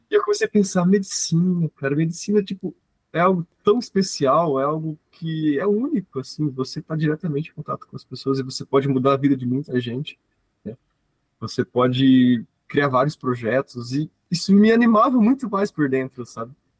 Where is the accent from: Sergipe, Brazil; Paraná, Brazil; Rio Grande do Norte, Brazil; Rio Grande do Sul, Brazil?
Paraná, Brazil; sou aqui do Paraná, tenho 23 anos